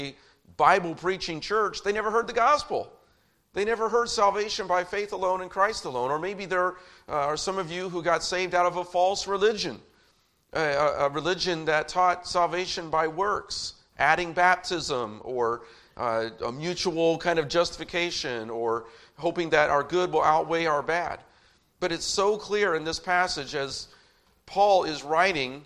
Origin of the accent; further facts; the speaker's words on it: Indianapolis, Indiana, United States; growing up in, for the most part, growing up in Indianapolis